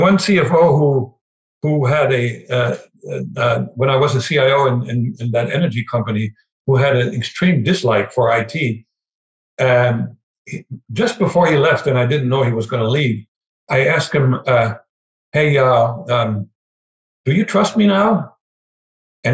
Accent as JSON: {"language": "English", "country": "Germany", "second_language": "English", "moved": "as an adult", "lives_now": "United States", "said": "being a German"}